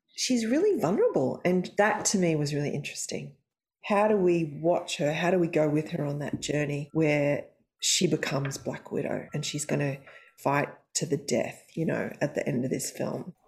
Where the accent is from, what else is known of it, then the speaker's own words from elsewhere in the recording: Australia; I'm Australian